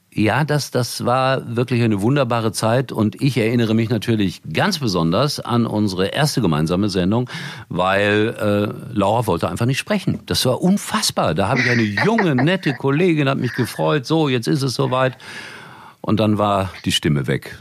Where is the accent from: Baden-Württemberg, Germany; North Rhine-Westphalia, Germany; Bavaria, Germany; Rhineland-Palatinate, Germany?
North Rhine-Westphalia, Germany; Gelsenkirchen; Ich komme aus Gelsenkirchen